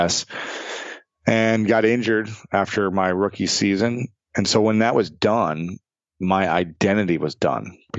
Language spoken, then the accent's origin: English; United States; I sound like just like a lame American when I try.